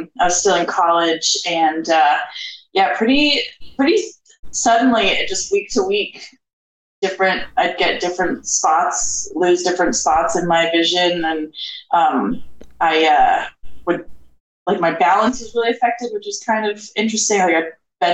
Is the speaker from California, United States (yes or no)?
no; Charlottesville, Virginia, United States; moved away as an adult; now in Portland, United States; I'm originally from Charlottesville, Virginia.